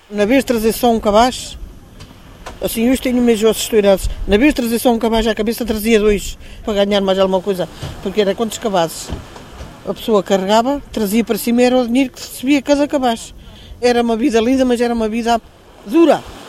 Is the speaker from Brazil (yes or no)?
no; Praia de Mira, Centro, Portugal; born or raised there